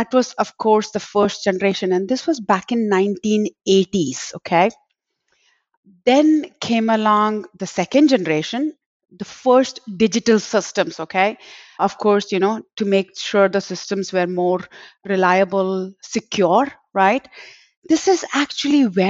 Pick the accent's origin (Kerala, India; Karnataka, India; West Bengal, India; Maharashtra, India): Maharashtra, India; Mumbai; moved away as an adult; also born or lived in Texas; now in Dallas-Fort Worth, United States; I was born in Bombay, which is in India, and came along here to settle with my husband and have been living in Texas for the last 25 years now.